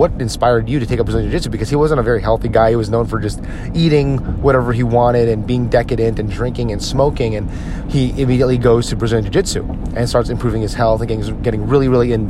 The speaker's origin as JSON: {"language": "English", "country": "United States", "said": "as an American"}